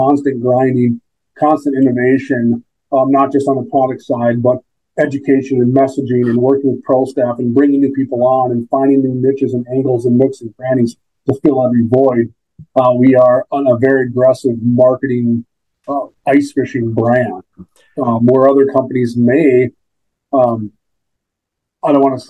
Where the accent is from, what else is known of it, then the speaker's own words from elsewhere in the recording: Minnesota, United States; born there; I was born in Minnesota. We moved to Rogers in like 2013, 2014.